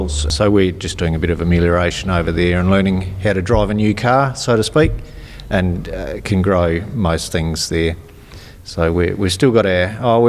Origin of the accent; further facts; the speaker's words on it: Inman Valley, South Australia, Australia; now in Coombe, Australia; I grew up in Inman Valley